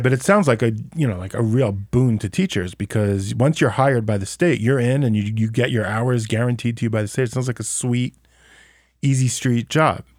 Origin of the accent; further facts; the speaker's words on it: United States; now in Israel; as an American